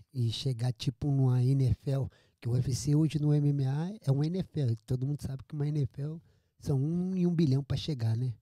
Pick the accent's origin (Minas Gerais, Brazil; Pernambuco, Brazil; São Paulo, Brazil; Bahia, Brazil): São Paulo, Brazil; Jacareí; moved away; also born or lived in Amazonas / Florianópolis / Manaus / Rio de Janeiro; Eu sou do interior de São Paulo, nascido em Jacareí